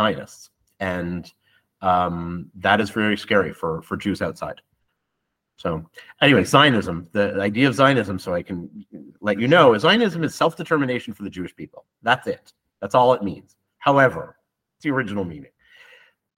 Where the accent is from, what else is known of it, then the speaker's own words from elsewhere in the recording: Canada; moved away as an adult; now in Israel; Growing up in Canada